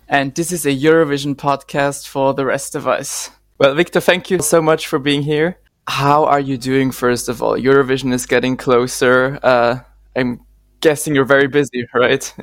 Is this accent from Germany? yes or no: no; Austria; I'm from Austria.